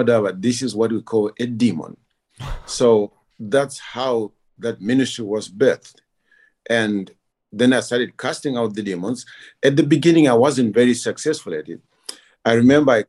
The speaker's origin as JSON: {"language": "English", "country": "Zimbabwe", "moved": "as an adult", "lives_now": "Kyiv, Ukraine", "said": "I'm originally from Zimbabwe"}